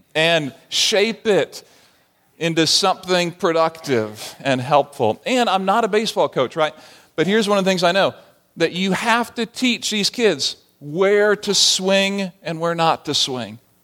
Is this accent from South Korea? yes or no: no; Barbados; moved away as an adult; growing up in the Caribbean, I didn't play baseball. We didn't have baseball in Barbados